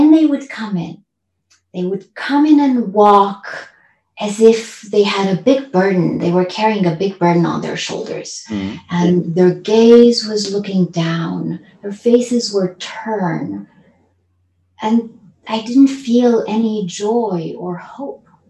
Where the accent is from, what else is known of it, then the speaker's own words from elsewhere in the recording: Transylvania, Romania; now in California, United States; I grew up in a communist country. So I was born in Transylvania, Romania